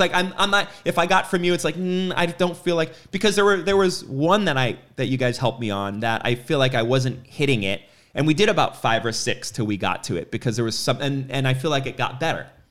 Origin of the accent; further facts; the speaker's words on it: New York, United States; moved away; I grew up in New York